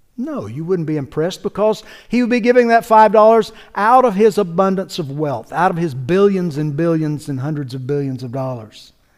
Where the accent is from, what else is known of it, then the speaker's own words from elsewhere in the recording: North Carolina, United States; now in Georgia, United States; I grew up in North Carolina, just across the Georgia border there